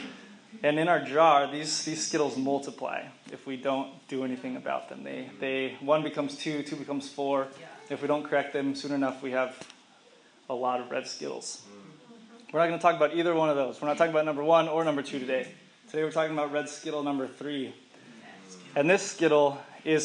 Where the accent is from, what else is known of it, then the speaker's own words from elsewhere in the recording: Dallas, Texas, United States; moved away; also born or lived in Arkansas; my two best friends from growing up in Dallas, Texas